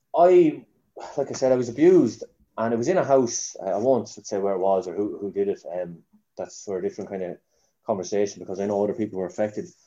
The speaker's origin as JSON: {"language": "English", "town": "Newbridge", "region": "County Kildare", "country": "Ireland", "tie": "born or raised there", "also_born_or_lived": "Dublin", "said": "I was two when we moved back to Newbridge, but my mum would be Park Murrah. Her whole family, she was born and bred in Newbridge. Um, so I've, I, am I'm, I'm a Newbridge man"}